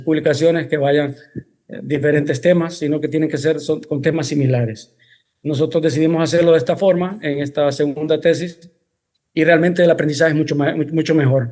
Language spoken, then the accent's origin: Spanish; Honduras; also born or lived in Spain; Soy, soy mitad español, mitad hondureño. Eh, resido en Honduras.